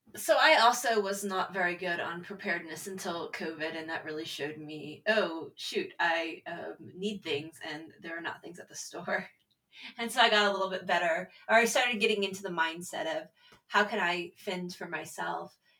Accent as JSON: {"language": "English", "region": "Texas", "country": "United States", "tie": "born or raised there", "said": "I grew up in Texas, so we actually had tornado drills"}